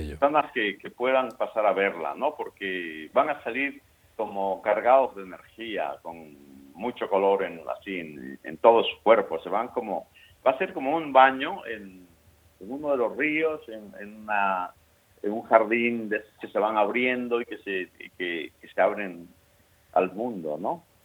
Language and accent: Spanish; a small Caribbean town in Colombia, Caribbean Region, Colombia; moved away; also born or lived in Murcia, Spain / Valencia, Spain; Yo nací en un pueblito de Colombia, de, digamos, caribeño, y, y eso lo llevo, lo llevo eso en los genes.